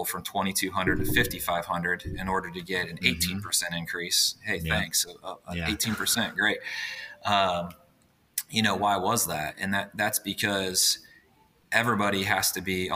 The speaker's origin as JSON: {"language": "English", "town": "Indianapolis", "region": "Indiana", "country": "United States", "tie": "born or raised there", "said": "I grew up in Indianapolis, Indiana, still here in Indianapolis as well"}